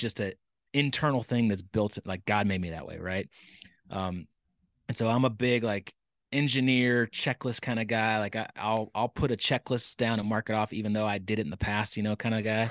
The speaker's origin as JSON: {"language": "English", "town": "Dallas", "region": "Texas", "country": "United States", "tie": "born or raised there", "said": "I was born and raised in Texas. Um, pr-, proud Texan. Um, but, uh, I, I, I was born in Dallas and, uh, grew up there"}